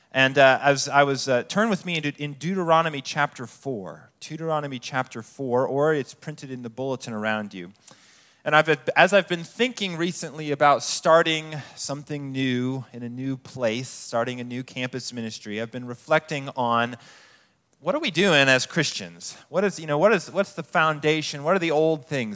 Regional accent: Colorado Springs, Colorado, United States; moved away as an adult; I grew up in Colorado Springs

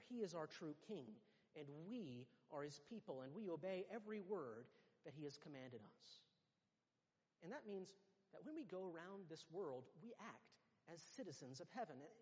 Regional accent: United States; moved away as an adult; now in United Kingdom; everyone can tell that we are American too, that we are not really from around here

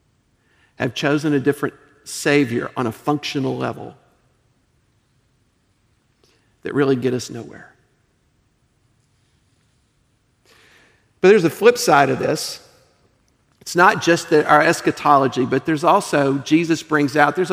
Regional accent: United States; also born or lived in Eastern Europe; I'm an American

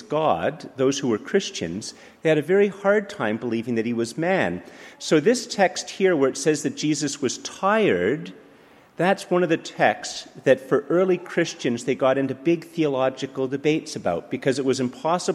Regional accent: Montreal, Quebec, Canada; moved away; also born or lived in Ottawa; I grew up in Montreal and then lived in Ottawa

